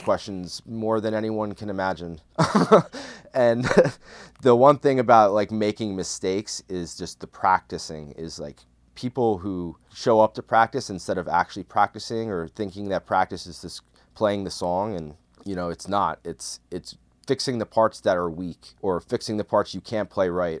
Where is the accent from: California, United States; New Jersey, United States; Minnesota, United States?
New Jersey, United States; Bergen County; I grew up in Bergen County, New Jersey